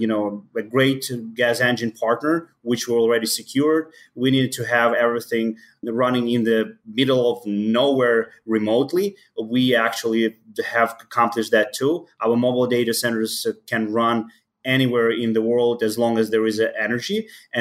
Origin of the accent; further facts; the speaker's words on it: Ukraine; English is a second language; moved away as an adult; now in Chicago, United States; I was born in Ukraine. So right now I live in Chicago. I moved to the country around 10 years ago.